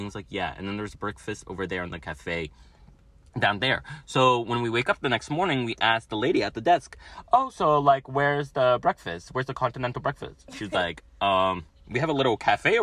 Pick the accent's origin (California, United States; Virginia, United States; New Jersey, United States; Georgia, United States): New Jersey, United States; I'm from Jersey